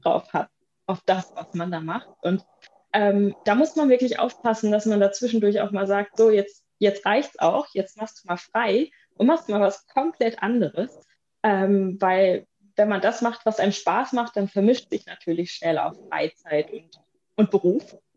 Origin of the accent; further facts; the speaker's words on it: Bielefeld, North Rhine-Westphalia, Germany; moved away as an adult; also born or lived in Münster / Cologne / Bremen; ich komme gebürtig, komme ich aus Bielefeld